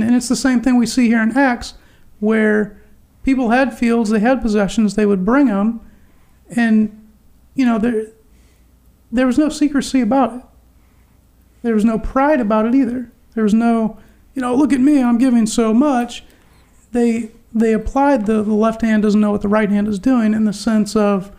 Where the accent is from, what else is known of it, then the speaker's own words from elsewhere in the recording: United States; as an American